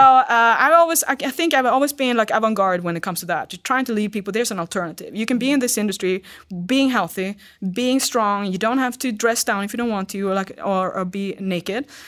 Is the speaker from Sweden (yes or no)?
yes; Sweden; English is a second language; now in United States; I'm from Sweden